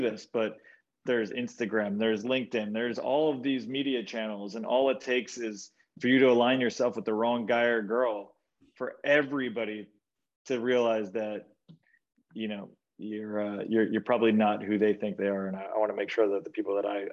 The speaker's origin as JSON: {"language": "English", "town": "Charleston", "region": "South Carolina", "country": "United States", "tie": "born or raised there", "moved": "as an adult", "lives_now": "New York, United States", "said": "I grew up in Charleston, South Carolina"}